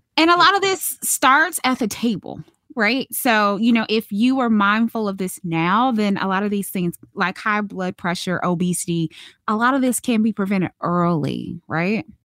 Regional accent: Charlotte, North Carolina, United States; moved away; I'm originally from Charlotte, North Carolina

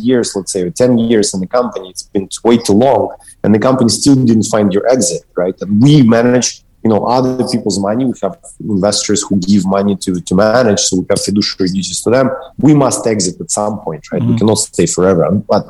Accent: Kyiv, Ukraine; moved away; also born or lived in London; I am Ukrainian-Russian by origin. I was born in Kiev

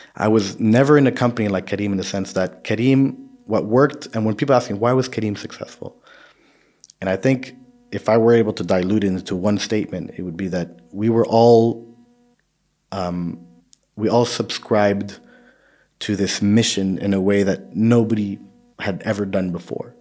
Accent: Saudi Arabia; I grew up in Saudi, so for me, Saudi is the closest

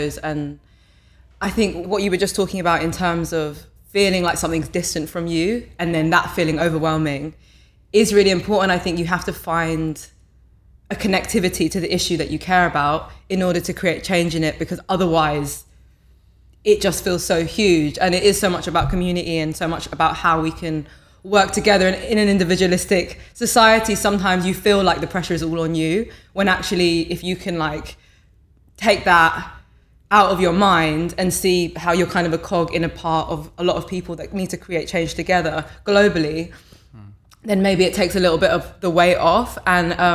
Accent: London, United Kingdom; I'm from New Cross Gate, Lewisham Borough, went to primary school, secondary school, college there.

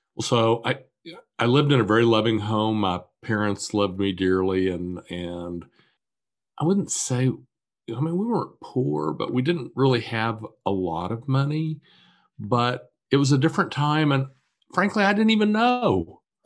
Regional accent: Wichita, Kansas, United States; I was born and raised in Wichita, Kansas

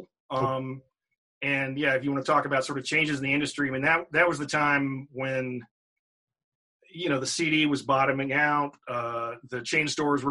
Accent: Virginia, United States; moved away as an adult; also born or lived in San Francisco Bay Area; now in Richmond, United States; moved back to Richmond, Virginia, which is, you know, my home state.

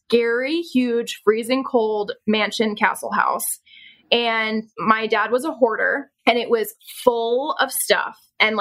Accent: Pennsylvania, United States; I was born in Pennsylvania

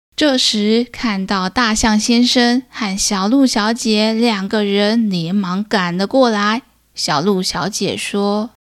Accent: Taichung, Taiwan; 身为台中人

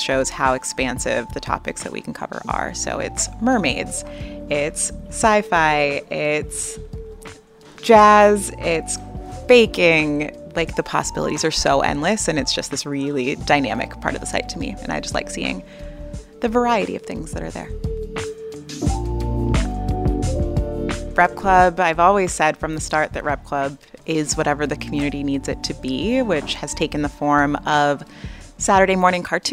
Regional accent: Los Angeles, California, United States; I grew up here in South Central Los Angeles

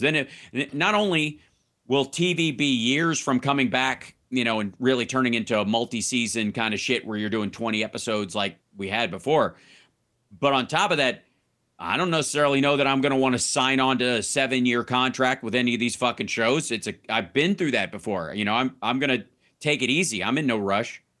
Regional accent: Kentucky, United States; moved away; also born or lived in Chicago / Florida; growing up in Kentucky

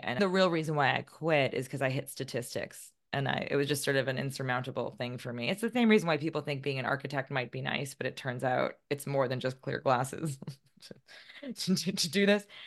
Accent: White Plains, New York, United States; I grew up about thirty minutes north of the city in one of the less glamorous towns in Westchester County

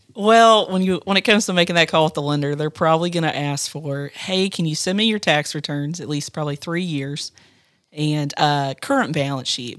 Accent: Marion County, Ohio, United States; I grew up in Marion County on a small livestock farm

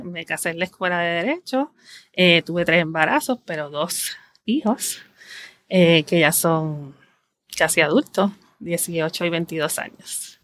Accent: San Juan, Puerto Rico; also born or lived in Guaynabo; yo nací en San Juan, Puerto Rico, he vivido toda mi vida aquí y actualmente vivo en Guaynabo

